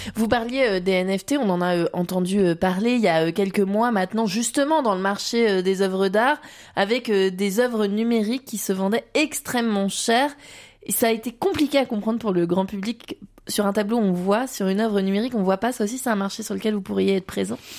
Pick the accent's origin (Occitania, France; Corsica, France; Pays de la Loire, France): Pays de la Loire, France; Vendée; chez nous en Vendée